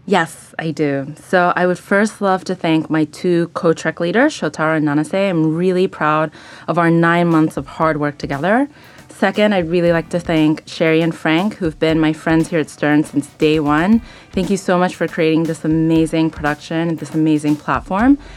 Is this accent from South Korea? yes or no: no; Tokyo, Japan; also born or lived in Sydney, Australia; now in New York, United States; I'm actually from Tokyo, Japan. I was born in Japan, raised there, as well as in Sydney, Australia